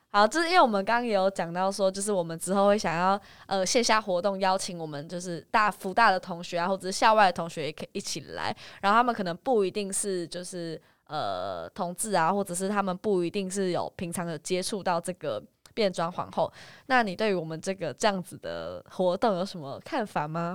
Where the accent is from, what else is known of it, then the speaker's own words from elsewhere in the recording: Taiwan; 因为我们都是台湾人